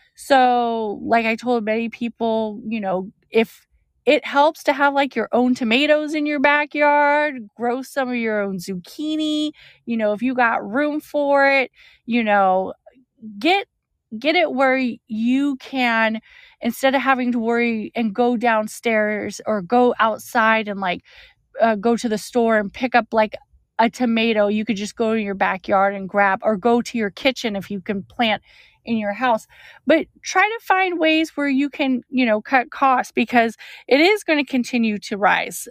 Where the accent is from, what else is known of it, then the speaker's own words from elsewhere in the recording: California, United States; I'm from California